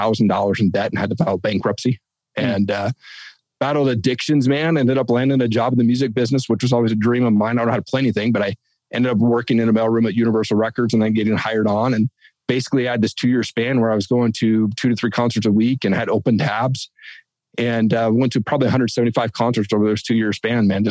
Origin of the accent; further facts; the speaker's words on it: Eastern Washington, United States; I grew up in Eastern Washington